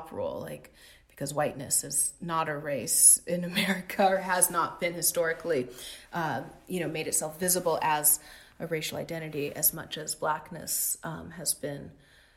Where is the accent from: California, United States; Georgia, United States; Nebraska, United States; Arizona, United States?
California, United States; Los Angeles; growing up in Los Angeles, especially when I moved here with my mom when I was 6 years old in 1991.